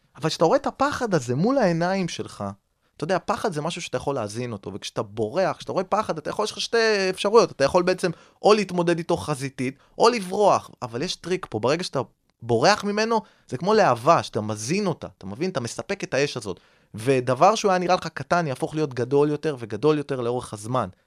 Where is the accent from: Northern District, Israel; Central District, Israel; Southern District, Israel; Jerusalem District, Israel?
Central District, Israel; Rishon LeZion; אני גדלתי בראשון לציון